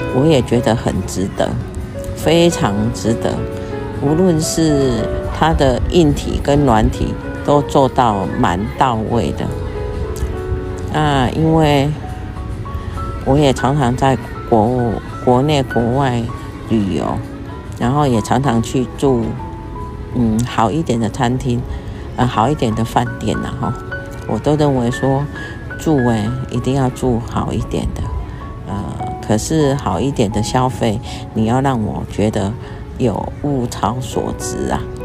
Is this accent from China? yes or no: no; Taiwan; 我们台湾人呢，跟外国人的不一样